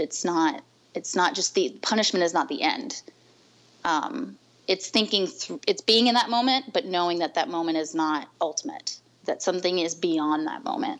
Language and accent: English; New Orleans, Louisiana, United States; moved away as an adult; now in Washington, D.C., United States; I'm also originally from New Orleans or the South Louisiana area, born and raised.